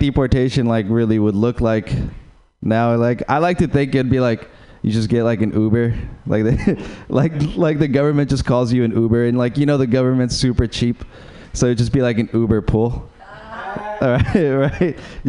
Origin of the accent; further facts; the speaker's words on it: Uruguay; English is a second language; moved away; I'm from Uruguay